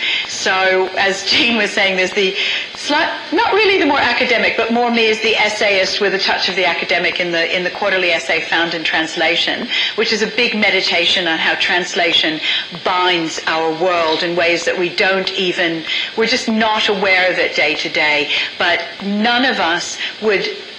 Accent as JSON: {"language": "English", "country": "United States", "tie": "born or raised there", "also_born_or_lived": "China", "accent": "American", "moved": "as an adult", "lives_now": "Australia", "said": "I grew up in the States in a very small town, 20,000 people."}